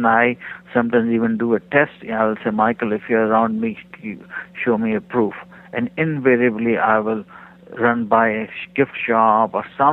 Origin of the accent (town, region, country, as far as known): India; moved away as an adult; also born or lived in Bakersfield, California; now in United States